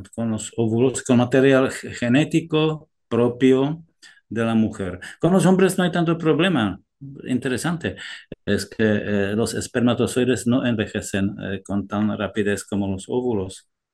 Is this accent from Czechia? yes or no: yes; Czechia; Spanish is a second language; also born or lived in France; now in Granada, Spain; mi país de origen, si, si, os interesa, yo he nacido en, en Chequia